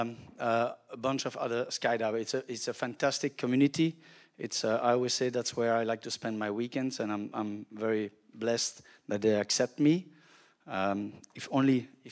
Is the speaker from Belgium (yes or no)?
yes; Belgium; now in Zephyrhills, United States; I'm from Belgium originally